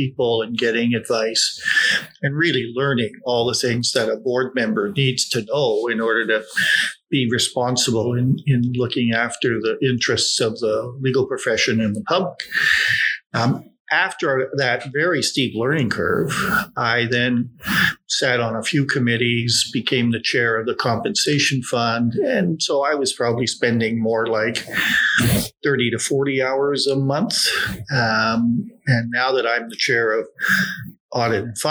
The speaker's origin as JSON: {"language": "English", "town": "Toronto", "region": "Ontario", "country": "Canada", "tie": "born or raised there", "said": "So I grew up in Bloor and Lansdowne, a very tough working class neighborhood."}